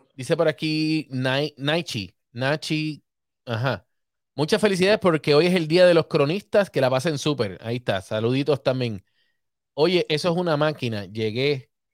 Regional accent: Puerto Rico; Yo soy boricua

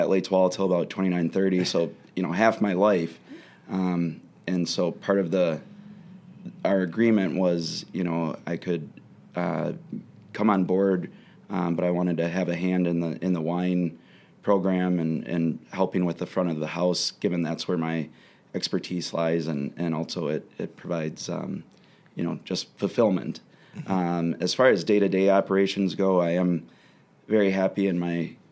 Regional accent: Racine, Wisconsin, United States; moved away as an adult; now in Madison, United States; my hometown, Racine.

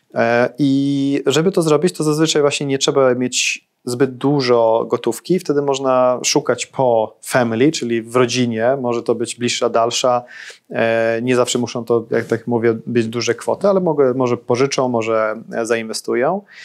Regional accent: Sweden; now in Poland; dorastałem w Szwecji

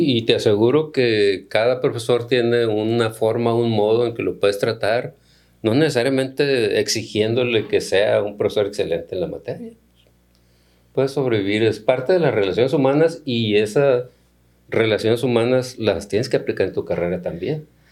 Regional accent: Culiacán, Sinaloa, Mexico; soy originario de Culiacán, viví eh, mi infancia temprana en el Ejido de las Flores

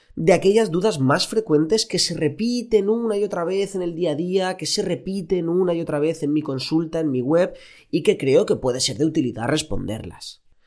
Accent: Elche, Valencian Community, Spain; moved away as an adult; now in Barcelona, Spain; yo soy de Elche

